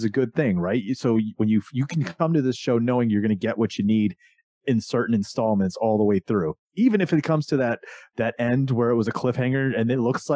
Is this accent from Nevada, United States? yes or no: no; Florida, United States; when I was a kid growing up in Florida